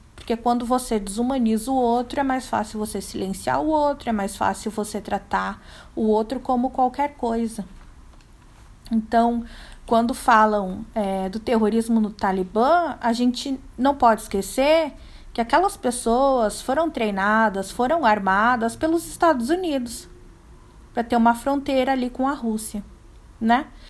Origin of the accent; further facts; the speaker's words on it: Brazil; eu sou brasileira